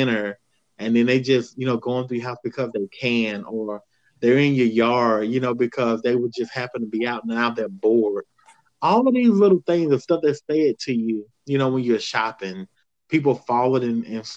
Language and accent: English; the South, United States; I grew up in the South